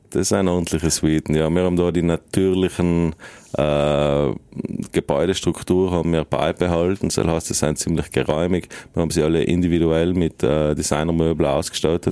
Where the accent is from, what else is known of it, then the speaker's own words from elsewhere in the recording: South Tyrol, Trentino-Alto Adige, Italy; also born or lived in Berlin / Vienna; seit wir natürlich äh, nach 1918 zu Italien gekommen sind